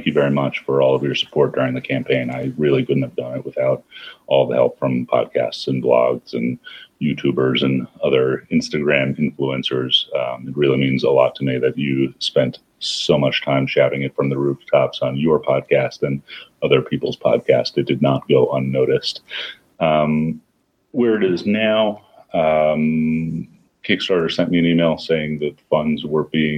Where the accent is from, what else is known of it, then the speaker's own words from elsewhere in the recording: New York City, New York, United States; I grew up in New York. I thought I was a mountain adventurer, which meant that I used to collect backpacking gear and walk around the Bronx